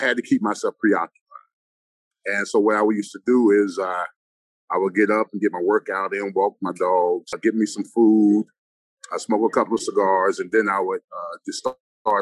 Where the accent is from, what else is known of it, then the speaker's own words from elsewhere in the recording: Orlando, Florida, United States; also born or lived in Washington, D.C.; I was born in Washington, D.C. I was raised in Orlando.